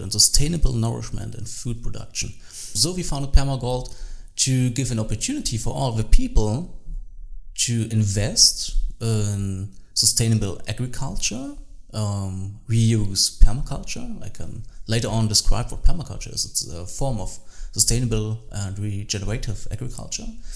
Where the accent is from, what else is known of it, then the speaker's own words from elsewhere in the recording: Saxony, Germany; English is a second language; also born or lived in Berlin; now in Dresden, Germany; I grew up in Saxony in Germany